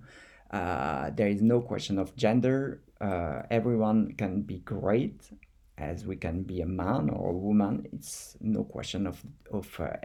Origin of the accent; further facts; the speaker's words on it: France; accent: French; English is a second language; with my French accent